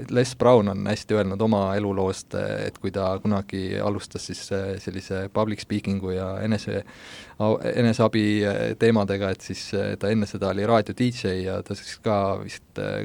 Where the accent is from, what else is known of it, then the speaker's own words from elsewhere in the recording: Pärsama, Saare County, Estonia; moved away as an adult; now in Tallinn, Estonia; Saaremaalt, Põhja-Saaremaalt, sellisest külast nagu Pärsamaa